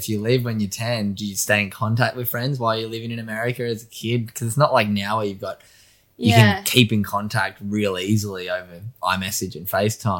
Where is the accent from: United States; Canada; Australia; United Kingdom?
Australia; Sydney, New South Wales; now in Gold Coast, Australia; I grew up in Sydney.